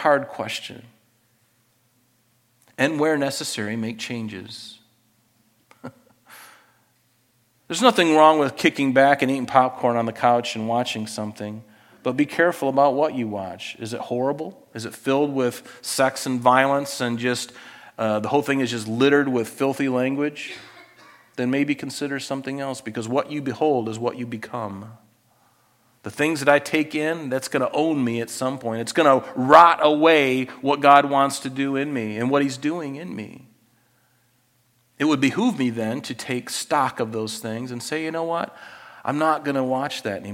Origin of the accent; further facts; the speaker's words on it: United States; I grew up in the United States of America